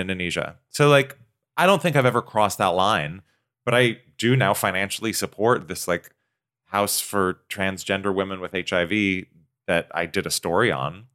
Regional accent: Pacific Northwest, United States; I grew up in the Pacific Northwest

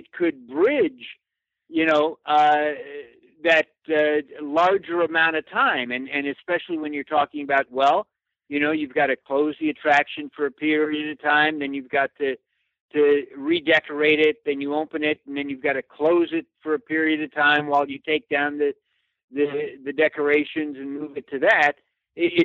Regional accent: Glendale, California, United States; moved away; I grew up in Glendale, which is adjacent to that.

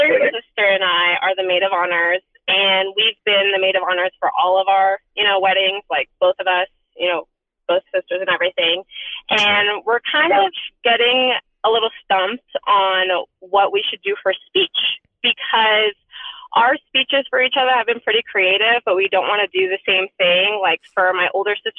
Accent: San Diego, California, United States; I'm 29 and I'm from San Diego

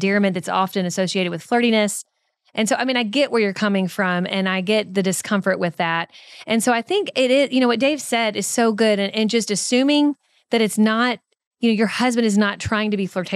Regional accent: Kentucky, United States; accent: Kentucky; my Kentucky accent

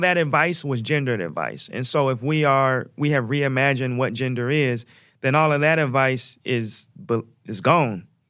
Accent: Portland, Oregon, United States; my hometown, which is Oregon, Portland, Oregon

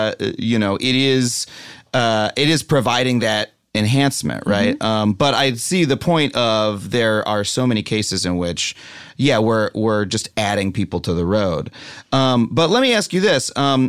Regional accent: New York, United States; I'm a New Yorker. I only learned to drive recently.

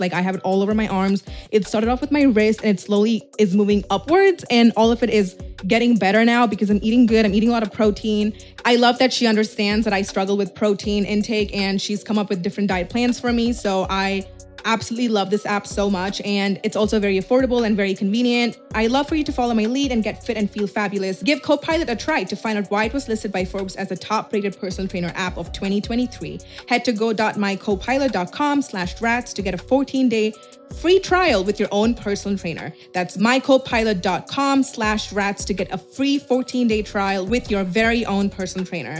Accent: Dubai, United Arab Emirates; I'm from Dubai

